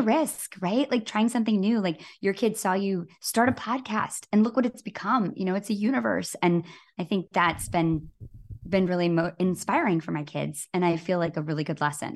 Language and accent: English; Grand Rapids, Michigan, United States; my hometown in Grand Rapids, Michigan